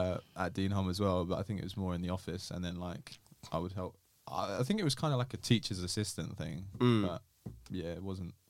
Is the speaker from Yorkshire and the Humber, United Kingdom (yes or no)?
no; Essex, East of England, United Kingdom; It was quite good, to be fair.